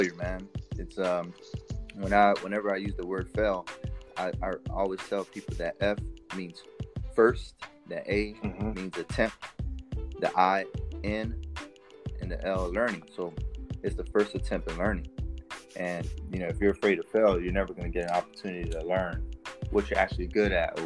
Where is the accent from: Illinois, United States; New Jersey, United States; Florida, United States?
Florida, United States; Riviera Beach; moved away as an adult; also born or lived in Haiti (ancestry); now in Washington State, United States; I'm from Riviera Beach, Florida